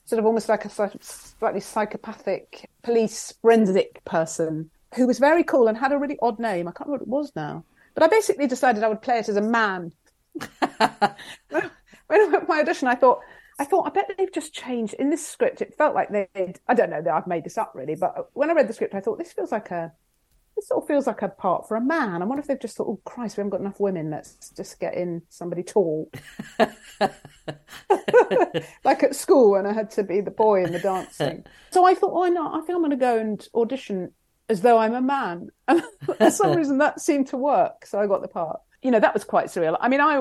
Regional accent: England, United Kingdom

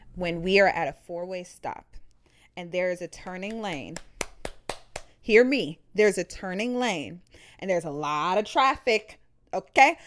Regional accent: Ohio, United States; I'm from Ohio.

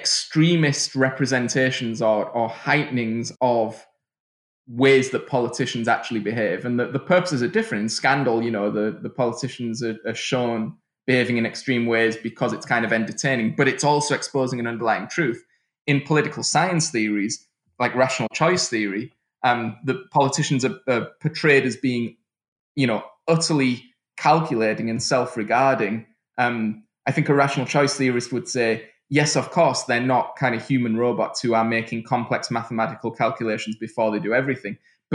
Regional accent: United Kingdom; moved away; I mean, I'm from the United Kingdom, but I'd left in 2000, and I just didn't recognize what had happened.

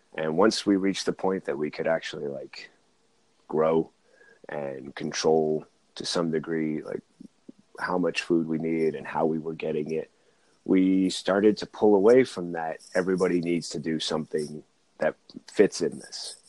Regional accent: Oakland, California, United States; I'm from California, Oakland side

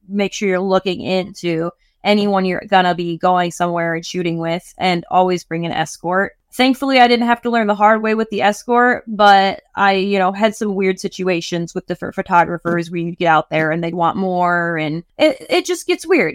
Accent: Michigan, United States; moved away; I'm originally from Michigan

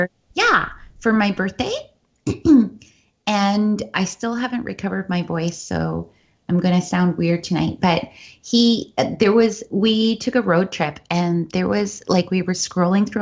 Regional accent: Canada; I was little and growing up in Canada

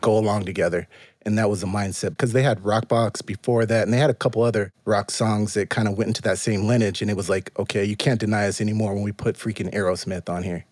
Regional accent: Pomona, California, United States; moved away as an adult; also born or lived in Los Angeles; now in Charlotte, United States; I am from the Inland Empire

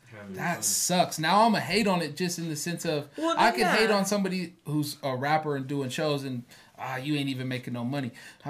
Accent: West Coast, United States; now in Pueblo, United States; we're from the West Coast.

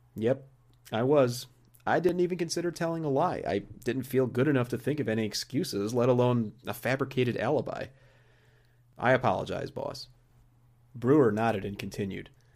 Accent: Joliet, Illinois, United States; the Joliet area where I grew up in Illinois

